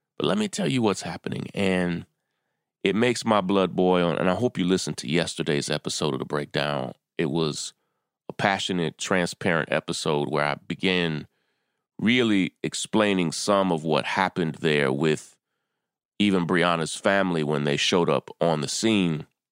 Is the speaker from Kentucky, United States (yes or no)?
yes; Kentucky, United States; I am from Kentucky